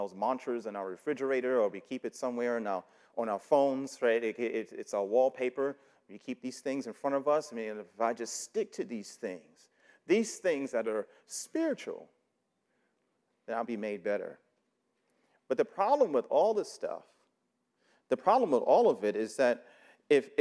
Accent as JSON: {"language": "English", "town": "New York City", "region": "New York", "country": "United States", "tie": "born or raised there", "said": "I grew up in New York City"}